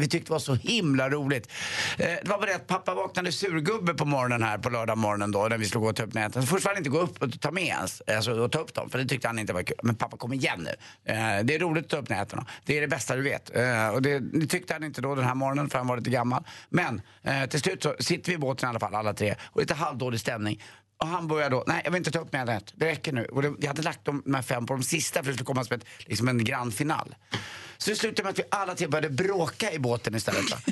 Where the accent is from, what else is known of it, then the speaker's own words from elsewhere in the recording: Stockholm, Stockholm County, Sweden; Vi läser Svenska Dagbladet hemma på Östermalm